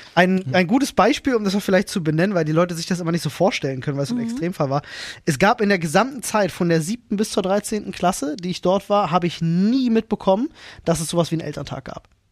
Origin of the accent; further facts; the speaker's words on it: Berlin, Germany; ich ging in Berlin-Britz zur Grundschule